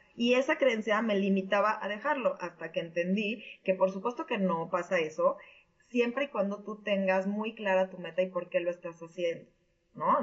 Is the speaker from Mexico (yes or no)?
yes; Mexico City, Mexico; moved away as an adult; now in Connecticut, United States; soy de México DF.